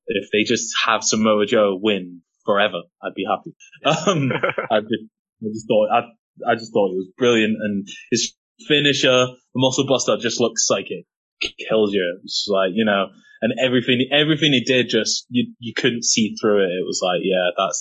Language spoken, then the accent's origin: English; England, United Kingdom; I'm black English